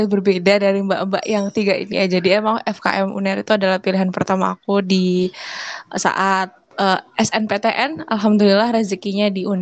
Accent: Papua, Indonesia; jadi ceritanya gini aku dulu dari Papua ya

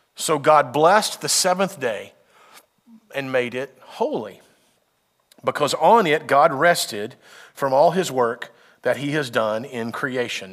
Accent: United States; as a Westerner, as an American

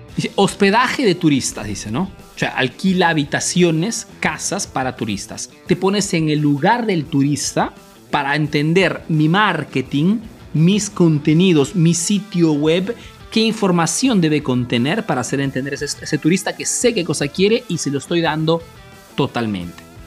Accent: Peru; moved away as an adult; now in Italy; yo soy peruano, pero vivo en Italia desde hace más de 25 años

